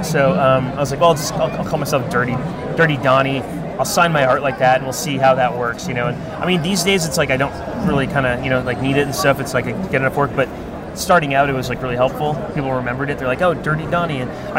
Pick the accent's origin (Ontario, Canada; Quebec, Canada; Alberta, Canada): Ontario, Canada; Ottawa; now in United States; I grew up in Ottawa, Canada.